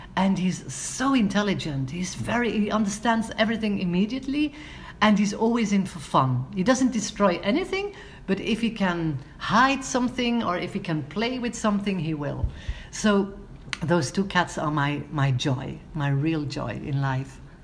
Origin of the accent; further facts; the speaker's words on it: Antwerp, Flanders, Belgium; my hometown of Antwerp